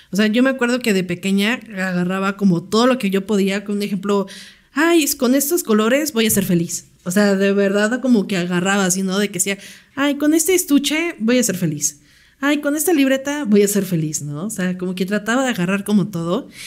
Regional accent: Sonora, Mexico; born there; tengo 32 años, eh, nací, bueno, mi acta de nacimiento dice que soy de Sonora.

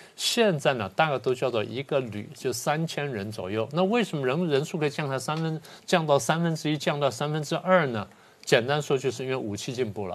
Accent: Taiwan; 我们台湾人要想出这一点

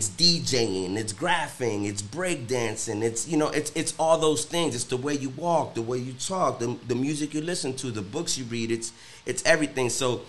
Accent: New Jersey, United States; also born or lived in Cincinnati; now in Miami, United States; Growing up in New Jersey

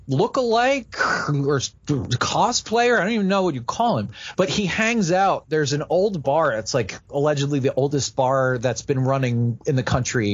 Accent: New Jersey, United States; moved away as an adult; also born or lived in Wooster, Ohio / Philadelphia; I grew up in New Jersey. I kind of knew New Jersey, New York, Philadelphia, the whole kind of East Coast area.

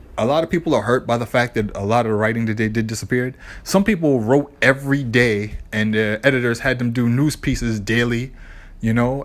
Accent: Boston, Massachusetts, United States; my hometown team

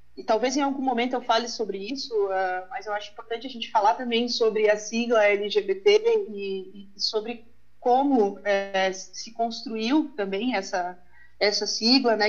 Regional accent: Uruguaiana, Rio Grande do Sul, Brazil; now in Lajeado, Brazil; Eu sou de Uruguaiana, né? Faz um tempo que eu vim aqui para a região

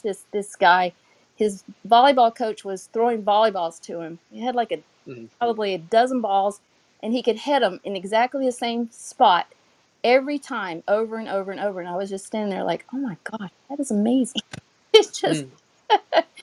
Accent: North Carolina, United States; now in South Florida, United States; I'm from North Carolina originally, if you can't tell. And, you know, a small town

